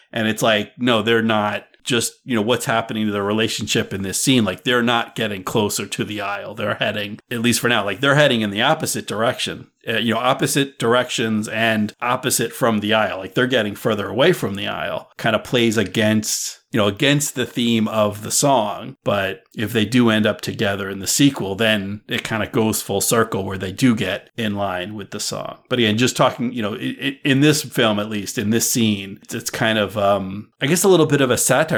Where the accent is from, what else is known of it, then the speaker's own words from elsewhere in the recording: East Coast, United States; moved away as an adult; also born or lived in California; I grew up on the East Coast, and I went out to, to West Coast. I went to California